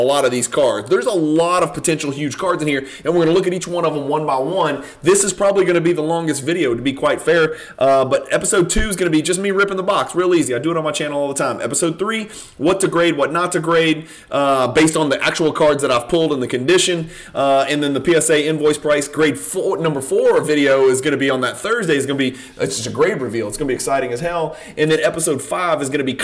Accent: Louisiana, United States; I am from Louisiana

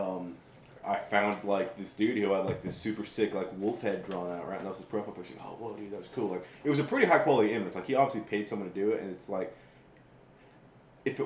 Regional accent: San Diego, California, United States; Growing up in San Diego

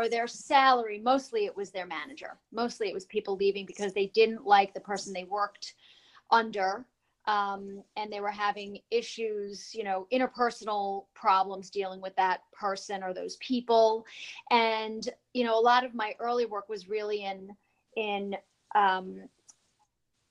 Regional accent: New York, United States; also born or lived in New Jersey; now in Florida, United States; I'm originally from New York and then New Jersey. Now I reside in Florida.

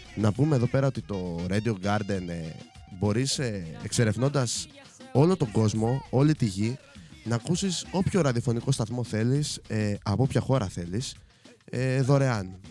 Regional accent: Chania, Crete, Greece; είμαι από τα Χανιά

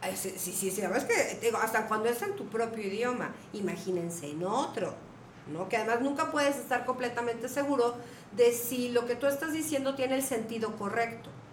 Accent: Mexico; moved away; soy mexicana

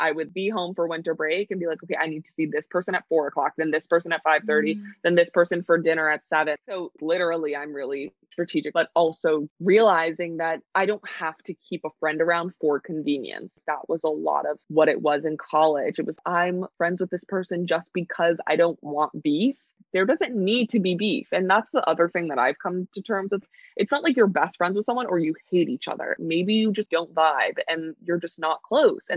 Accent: New York City, New York, United States; growing up in New York City

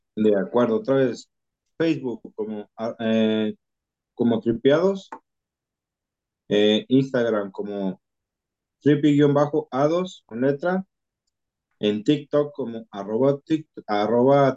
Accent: Jalisco, Mexico; accent: Jalisco; los que hablamos cantados somos, somos los de Jalisco

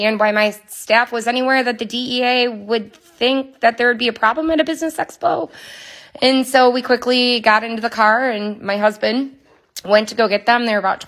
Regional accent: Muskegon, Michigan, United States; I am from Muskegon, Michigan, where I've lived for a good majority of my life

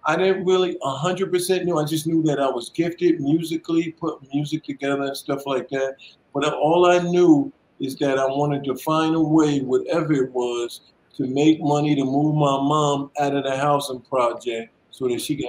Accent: New York City, New York, United States; moved away as an adult; also born or lived in Orange, New Jersey; growing up in Brooklyn back in the day was really something

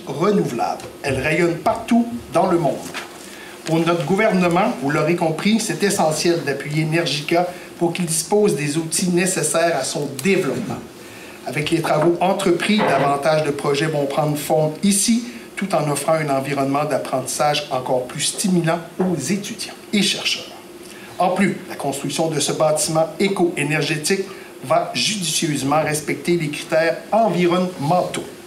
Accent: Gaspésie, Quebec, Canada; chez nous en Gaspésie, dans le comté de Gaspé

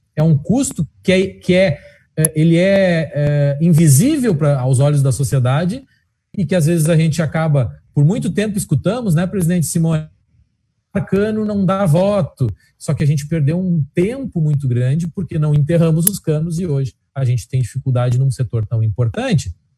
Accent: Alegrete, Rio Grande do Sul, Brazil; Eu sou da Alegrete, eh, sabe como é no interior

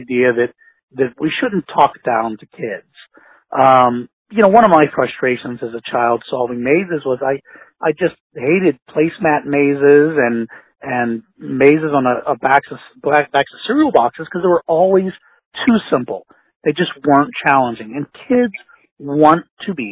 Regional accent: Pittsburgh, Pennsylvania, United States; I'm from Pittsburgh, Pennsylvania

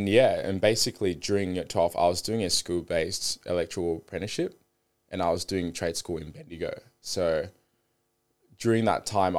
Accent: Zimbabwe; born there; moved away; So I was born in Zimbabwe. My mum was a politician

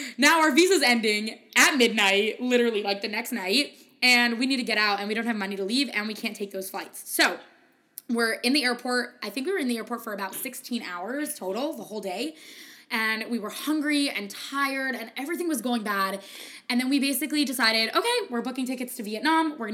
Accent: United States; I'm an American

